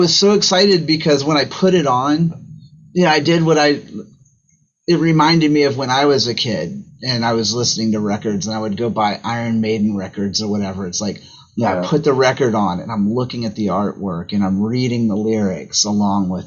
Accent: United States; I'm an American

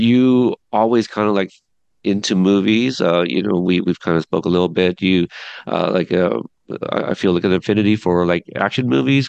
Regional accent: Portland, Oregon, United States; also born or lived in Corpus Christi, Texas / Fort Worth, Texas / Dallas, Texas; I still say I'm from Texas, but I grew up in Portland, even though Portland's my hometown now.

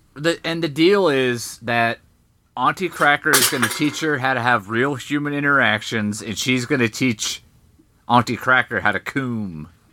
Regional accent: United States; I'm an American

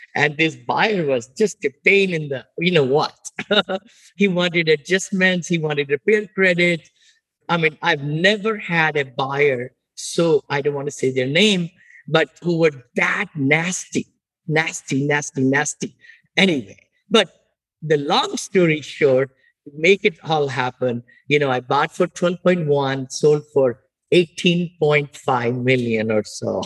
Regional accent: India; moved away as an adult; also born or lived in Washington D.C.; now in United States; I'm from India originally. I grew up there.

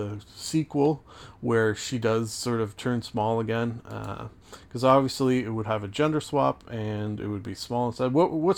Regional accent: Canada; I am Canadian

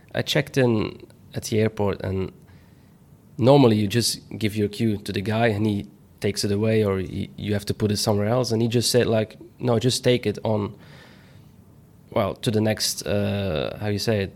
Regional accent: Belgium; my home country

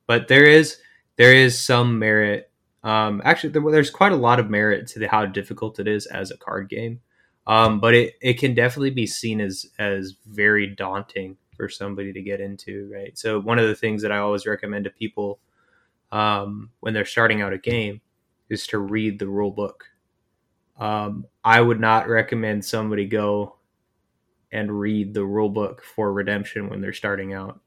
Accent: Calgary, Alberta, Canada; I'm from Calgary

